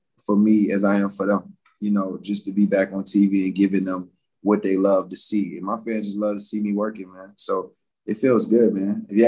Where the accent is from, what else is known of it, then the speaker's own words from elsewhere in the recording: Atlanta, Georgia, United States; growing up in Atlanta